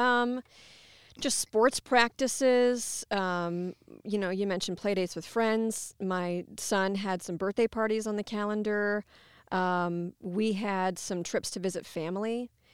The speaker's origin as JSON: {"language": "English", "town": "Ottumwa", "region": "Iowa", "country": "United States", "tie": "born or raised there", "also_born_or_lived": "Cedar Rapids, Iowa / Columbia, Missouri", "said": "I'm native to Iowa. I grew up in Ottumwa."}